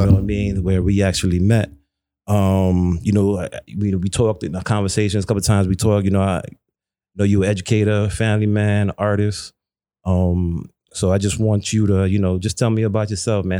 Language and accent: English; New York City, New York, United States; growing up in Brooklyn, growing up in Flatbush